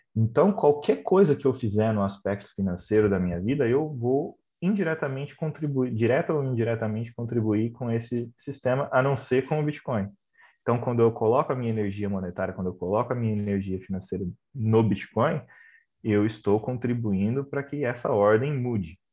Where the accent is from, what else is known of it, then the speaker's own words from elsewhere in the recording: Brazil; now in London, United Kingdom; eu saí do Brasil, vim aqui para a Inglaterra, trabalho aqui